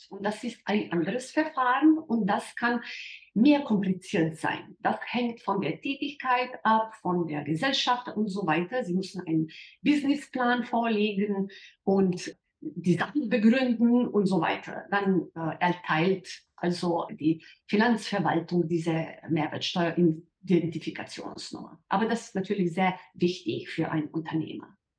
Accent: Slovenia; in der Vergangenheit waren wir ein Teil von österreichischer Monarchie

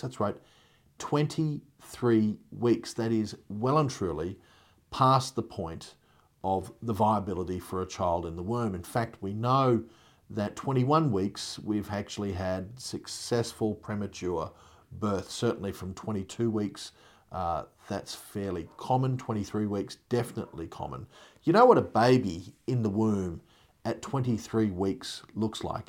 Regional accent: Queensland, Australia; Queensland, my home state

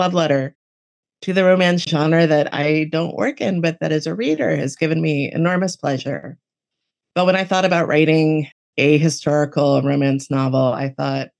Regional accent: Miami, Florida, United States; now in Western Massachusetts, United States; I grew up in Miami.

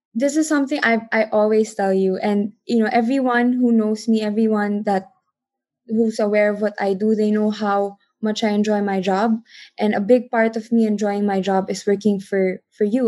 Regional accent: Philippines; I am from the Philippines.

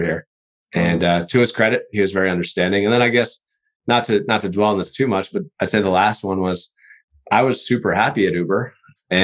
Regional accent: East Coast, United States; moved away as an adult; now in Seattle, United States; I'm originally from the East Coast

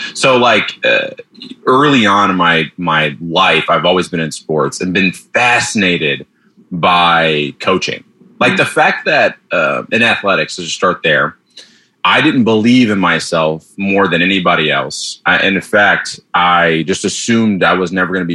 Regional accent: Detroit, Michigan, United States; moved away; I grew up in the Baptist church back in Detroit

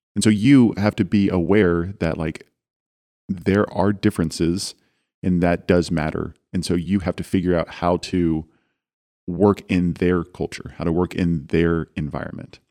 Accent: Dallas, Texas, United States; I come from Dallas

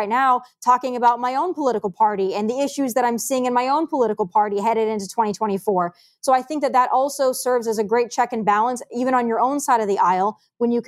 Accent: South Dakota, United States; moved away; I am from South Dakota and my entire family lives in South Dakota.

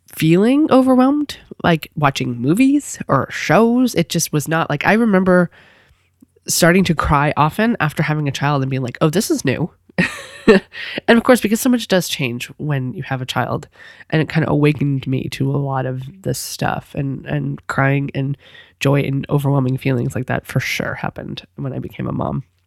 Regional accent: New England, United States; I'm from New England, but I'm not from that far up.

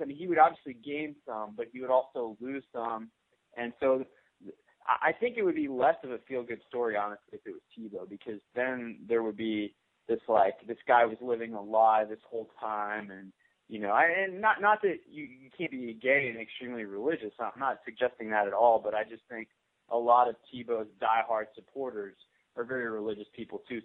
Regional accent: New Orleans, Louisiana, United States; growing up in New Orleans with you know, white Catholic families

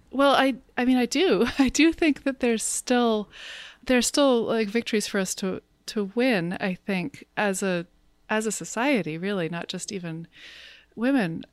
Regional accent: United States; as an American

